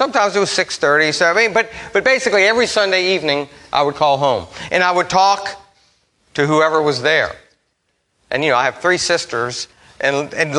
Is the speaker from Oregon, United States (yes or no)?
no; Metairie, Louisiana, United States; also born or lived in Memphis; I grew up here in Metairie